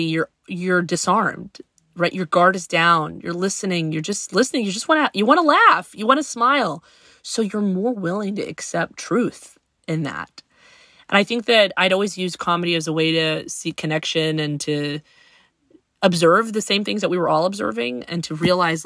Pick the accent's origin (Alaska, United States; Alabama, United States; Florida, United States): Alabama, United States; Huntsville; I grew up in Alabama